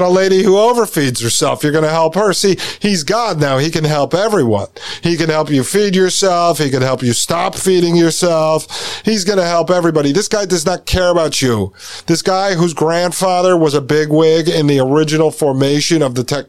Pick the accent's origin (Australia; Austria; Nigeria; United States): United States; when we grew up in the United States, I went to, born in 81, right? So I went to school in the 80s and 90s.